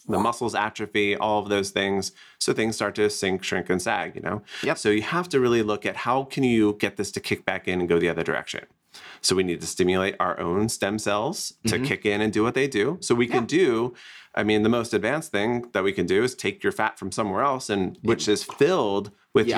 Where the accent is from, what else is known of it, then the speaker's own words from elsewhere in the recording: New Jersey, United States; now in Scottsdale, United States; I'm originally from New Jersey